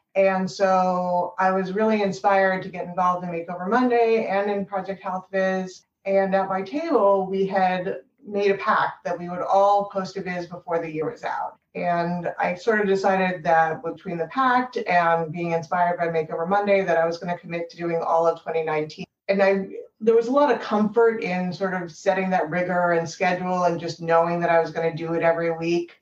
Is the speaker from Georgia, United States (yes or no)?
no; an hour north of New York City, United States; moved away as an adult; now in Boston, United States; I grew up in New York City or an hour north of New York City originally